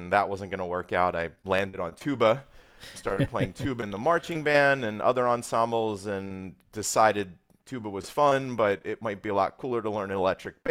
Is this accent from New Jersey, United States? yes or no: yes; Cherry Hill, New Jersey, United States; I grew up in Cherry Hill, New Jersey.